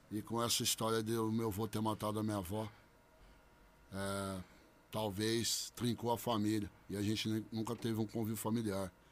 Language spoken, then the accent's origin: Portuguese; Bebedouro, São Paulo, Brazil; Sou nascido e criado em Bebedouro, na Vila Paulista, né? Sou nascido e criado lá. Hoje eu não moro lá, mas sou nascido e criado lá.